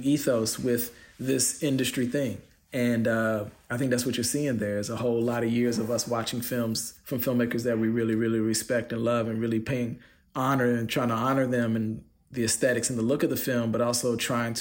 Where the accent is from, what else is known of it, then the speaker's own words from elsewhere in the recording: United States; I'm an American